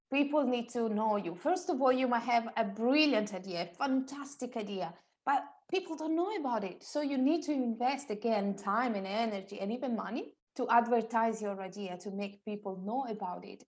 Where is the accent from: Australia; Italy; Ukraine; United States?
Italy; moved away as an adult; now in London, United Kingdom; I'm originally from Italy, and I used to live in Italy until five and a half years ago